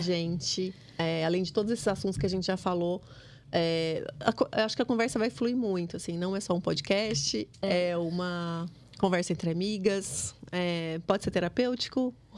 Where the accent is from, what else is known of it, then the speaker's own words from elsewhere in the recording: Mato Grosso, Brazil; moved away as an adult; also born or lived in Lagoa Santa, Minas Gerais; eu sou matogrossense